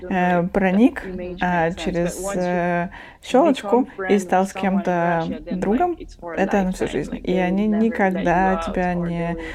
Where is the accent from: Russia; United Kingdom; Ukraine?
United Kingdom; London; Russian is a second language; Я э, родился и вырос в Лондоне, на северо-востоке Лондона.